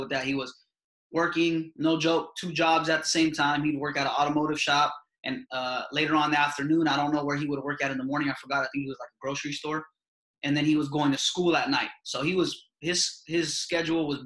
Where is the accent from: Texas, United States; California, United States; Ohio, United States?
California, United States; San Jose; growing up in San Jose